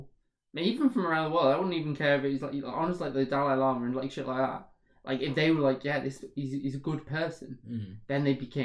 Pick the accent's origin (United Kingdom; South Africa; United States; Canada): United Kingdom; the north of England; As a Northerner